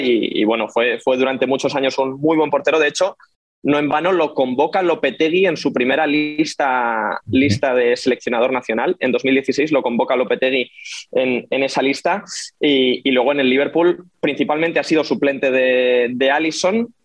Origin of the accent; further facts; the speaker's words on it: Madrid, Community of Madrid, Spain; soy un periodista español de Madrid